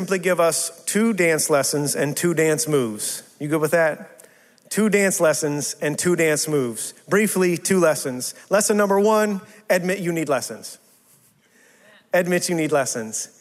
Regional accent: West Texas, United States; moved away as an adult; also born or lived in South Carolina / St. Louis; I'm from West Texas

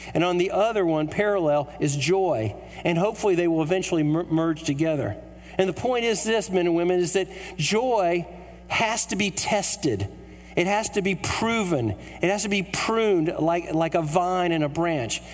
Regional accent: United States

